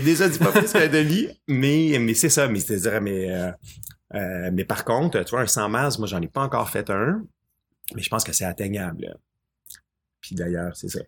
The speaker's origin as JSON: {"language": "French", "region": "Quebec", "country": "Canada", "said": "chez nous au Québec"}